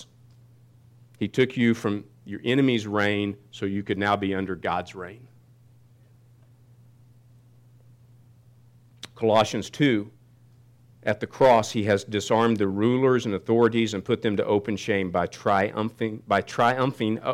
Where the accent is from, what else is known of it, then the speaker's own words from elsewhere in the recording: Kansas City, United States; I grew up in Kansas City, and we went to some really good Baptist churches.